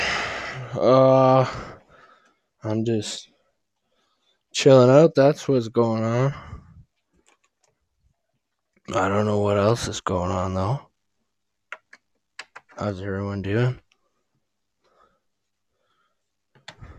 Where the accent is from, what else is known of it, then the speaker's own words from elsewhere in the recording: near Grande Prairie, northern Alberta, Canada; I'm from, like, you know where Grand Prairie is?